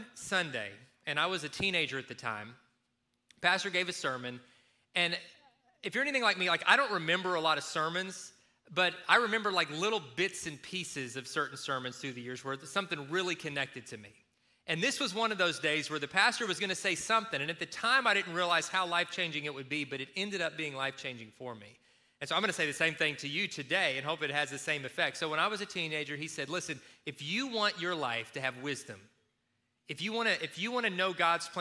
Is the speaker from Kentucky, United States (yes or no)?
yes; Kentucky, United States; moved away; when I was growing up in Kentucky